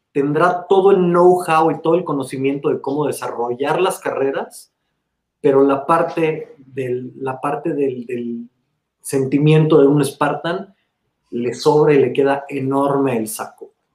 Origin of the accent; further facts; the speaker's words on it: Mexico; somos cuatro mexicanos dirigiendo este Hurricane Hit